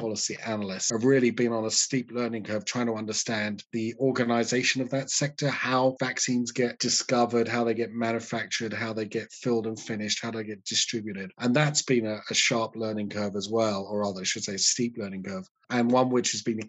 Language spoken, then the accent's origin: English; United Kingdom; But, you know, I don't want to trash my home country because there's all sorts of great stuff that happens in the UK.